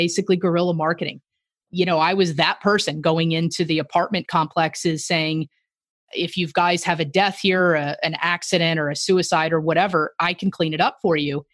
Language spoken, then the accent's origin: English; Tampa, Florida, United States; moved away as an adult; also born or lived in Tennessee / Kansas City, Missouri; I'm from Tampa, Florida